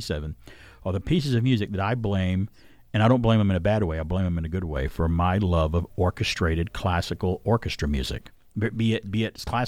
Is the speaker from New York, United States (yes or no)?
no; Centre, Alabama, United States; my local library growing up in Center, Alabama.